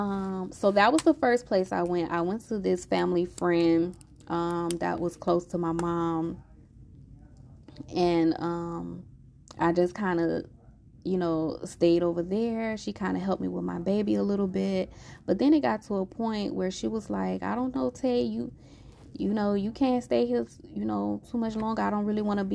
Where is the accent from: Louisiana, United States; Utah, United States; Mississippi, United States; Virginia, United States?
Louisiana, United States; I'm from Louisiana